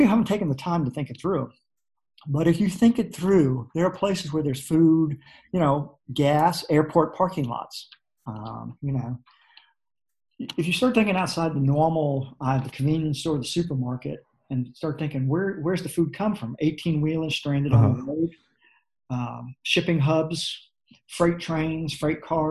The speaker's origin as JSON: {"language": "English", "town": "New York City", "region": "New York", "country": "United States", "tie": "born or raised there", "said": "I grew up in New York City in the Bronx"}